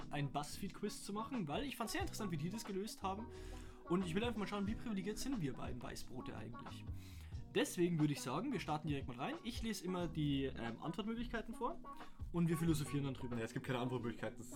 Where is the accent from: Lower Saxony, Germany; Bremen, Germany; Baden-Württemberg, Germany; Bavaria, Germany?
Bavaria, Germany; Wir sind Bayern, wir wurden für unseren Akzent ah. schon verarscht.